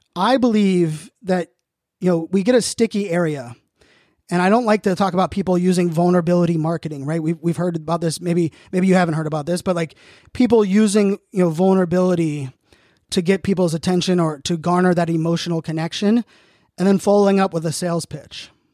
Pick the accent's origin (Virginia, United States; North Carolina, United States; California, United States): Virginia, United States; Virginia Beach; also born or lived in Pittsburgh, Pennsylvania / Phoenix, Arizona; now in Northern Virginia, United States; born and raised in Pittsburgh, Pennsylvania, grew up in Virginia Beach